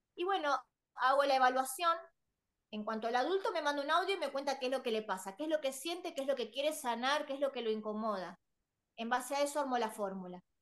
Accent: Buenos Aires, Argentina; yo soy de Buenos Aires, Argentina, Buenos Aires

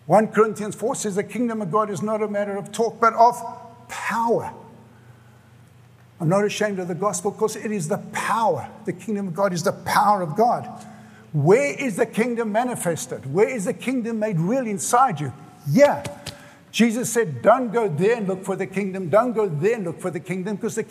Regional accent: South Africa; moved away as an adult; now in United States; I grew up in South Africa

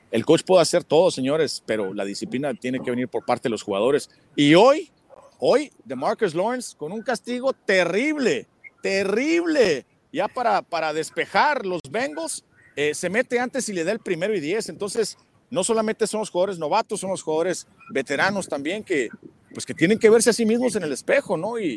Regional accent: Cananea, Sonora, Mexico; also born or lived in Hermosillo; Yo pues viví en Hermosillo durante siete años, soy originario de Cananea, Sonora.

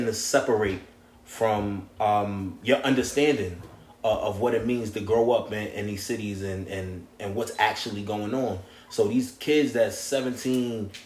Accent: New York City, New York, United States; I'm from the Bronx, New York.

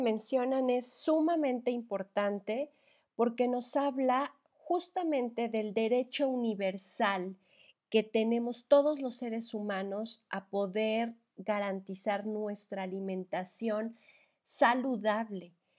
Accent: Mexico; como mexicanos o latinoamericanos

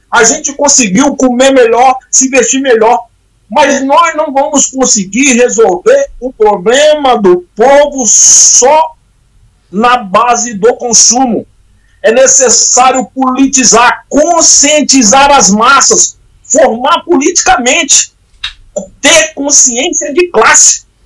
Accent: Bahia, Brazil; now in São Paulo, Brazil; Eu vivo hoje, saí da Bahia, estou em São Paulo.

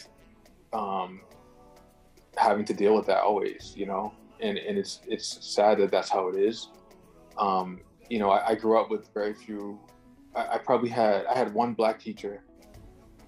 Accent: Brockton, Massachusetts, United States; I'm from Brockton, which is like about 30 minutes south of Boston

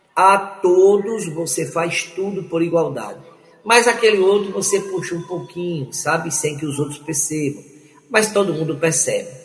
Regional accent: Aracaju, Sergipe, Brazil; Aracaju, minha terra

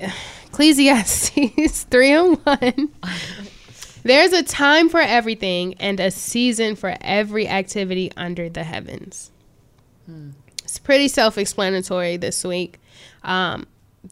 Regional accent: Chicago, Illinois, United States; I'm from Chicago

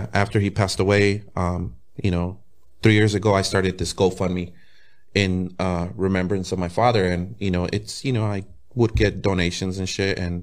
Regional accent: National City, California, United States; also born or lived in Tijuana, Mexico; I'm from National City, California, you know, a small little city in San Diego

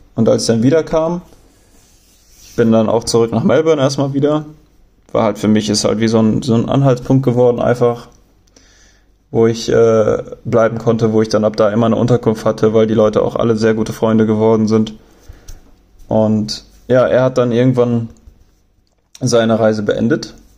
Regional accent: Germany; accent: German; meine Aussprache und, und mein deutscher Akzent

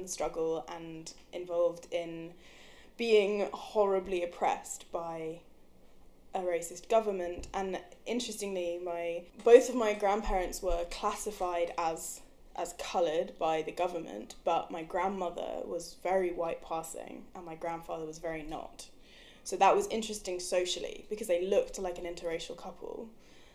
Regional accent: London, United Kingdom; accent: English; moved away as an adult; also born or lived in Cape Town, South Africa; now in Edinburgh, United Kingdom; I grew up in South London

